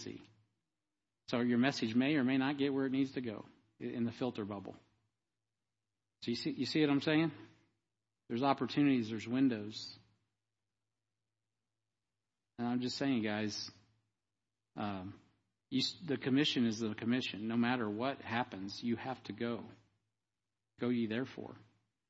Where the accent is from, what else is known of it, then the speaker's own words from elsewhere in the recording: United States; I'm as American as any one of you